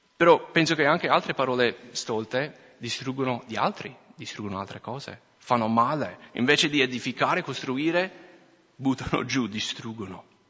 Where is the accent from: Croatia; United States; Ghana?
United States; Minnesota; accent: American; Italian is a second language; moved away as an adult; now in Italy; sono cresciuto in Minnesota